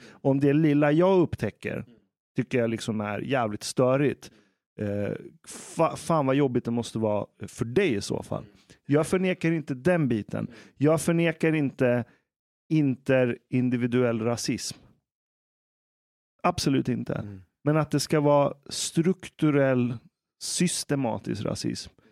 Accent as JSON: {"language": "Swedish", "country": "Iran", "lives_now": "Sweden", "said": "Jag menar, jag som är, jag är fortfarande vit men jag är iranier."}